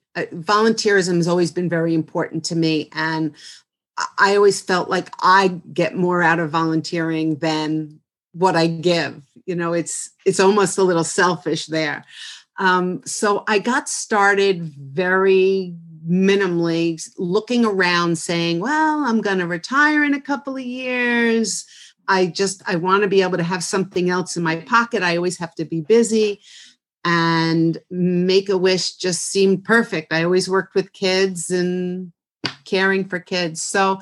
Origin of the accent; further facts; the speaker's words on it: Rockland County, New York, United States; also born or lived in Bronx, New York; I'm from Rockland County. There you go. Just shy of born and raised.